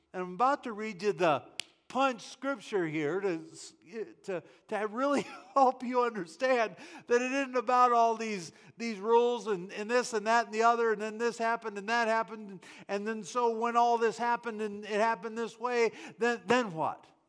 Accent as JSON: {"language": "English", "country": "United States", "said": "I am an American"}